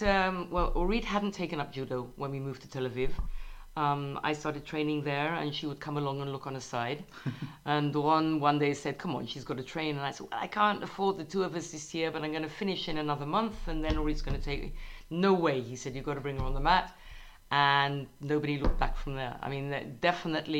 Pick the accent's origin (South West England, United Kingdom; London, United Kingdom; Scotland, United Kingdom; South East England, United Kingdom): London, United Kingdom; moved away as an adult; now in Israel; As a youngster in my home country, in England